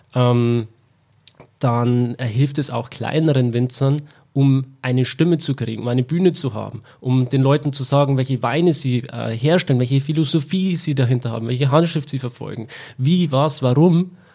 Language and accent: German; Weiden, Bavaria, Germany; in Weiden, wo ich herkomme